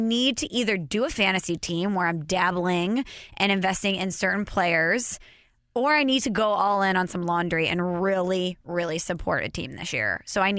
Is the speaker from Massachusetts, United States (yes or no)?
no; Illinois, United States; also born or lived in St. Louis; I'm from Illinois, went to Illinois.